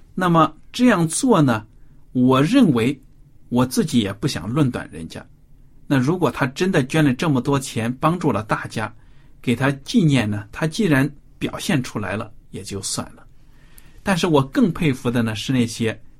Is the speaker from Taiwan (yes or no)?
no; China; 如果比如说我们现在中国人，作为中国人遭到了外敌的入侵